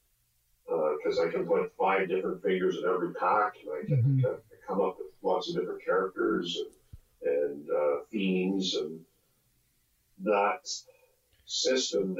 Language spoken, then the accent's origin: English; Southern Ontario, Canada; I grew up in Southern Ontario